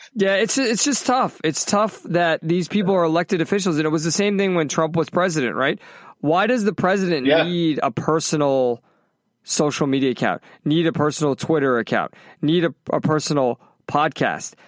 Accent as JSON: {"language": "English", "country": "United States", "said": "I'm fucking American"}